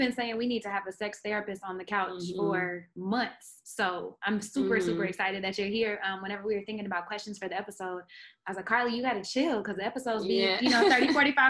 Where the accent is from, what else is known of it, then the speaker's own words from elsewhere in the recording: Oklahoma, United States; moved away; Because I'm from Oklahoma and they don't have sexual education there.